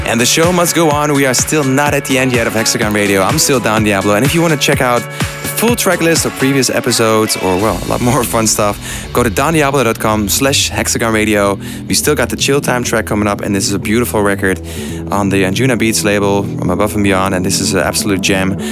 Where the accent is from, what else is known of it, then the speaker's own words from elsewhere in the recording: Netherlands; the Netherlands, my home country